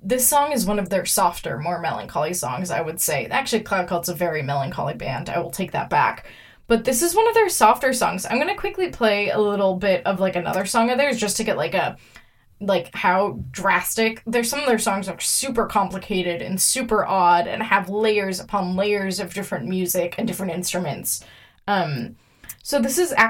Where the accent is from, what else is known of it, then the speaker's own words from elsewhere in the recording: Minnesota, United States; I'm from Minnesota